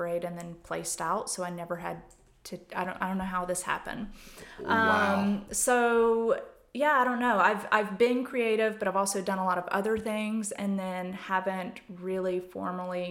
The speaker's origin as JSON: {"language": "English", "town": "Hamptonville", "region": "North Carolina", "country": "United States", "tie": "born or raised there", "also_born_or_lived": "Seattle / Tanzania", "moved": "as an adult", "lives_now": "Winston-Salem, United States", "said": "I am from Yadkin County, so like 30 minutes outside of Winston. That's where the accent comes from. It has come back with a vengeance now that I've moved back to the South. I grew up in Hamptonville"}